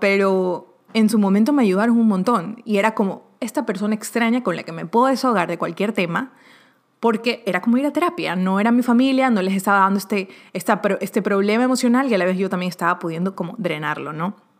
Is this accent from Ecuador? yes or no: yes; Ecuador; now in Miami, United States; de Ecuador, de los que lo conocía del colegio de allá